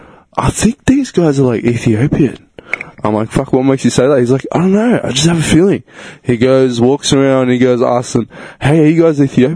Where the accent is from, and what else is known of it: Victoria, Australia